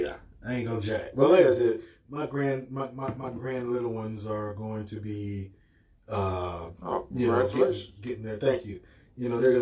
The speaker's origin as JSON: {"language": "English", "town": "Milwaukee", "region": "Wisconsin", "country": "United States", "tie": "born or raised there", "said": "here in my hometown"}